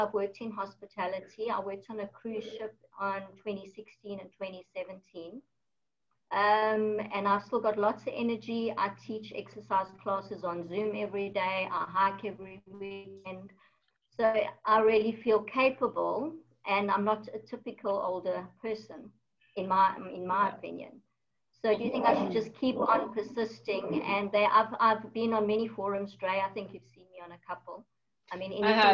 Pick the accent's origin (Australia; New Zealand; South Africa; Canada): South Africa; I'm also South African